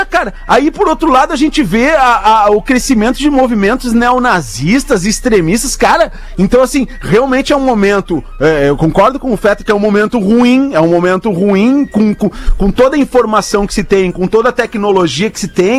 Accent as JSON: {"language": "Portuguese", "town": "Porto Alegre", "region": "Rio Grande do Sul", "country": "Brazil", "accent": "Porto Alegre", "moved": "yes", "lives_now": "Portugal", "said": "meu sotaque é muito Porto Alegre"}